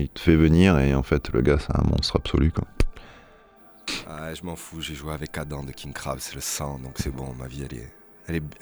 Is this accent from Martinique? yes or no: yes; Martinique; mais je parle français, je suis martiniquais.